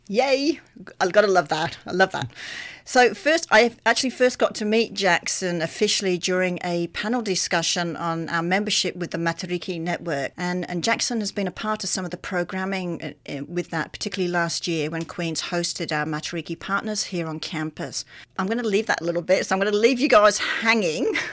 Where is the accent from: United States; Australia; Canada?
Australia; moved away; coming from Australia, 'cause we had similar issues in Australia